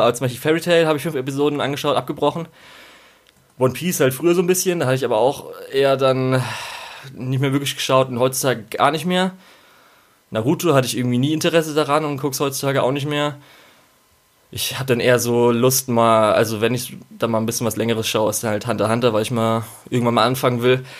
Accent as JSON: {"language": "German", "country": "Germany", "tie": "born or raised there", "said": "wir sind in Deutschland aufgewachsen"}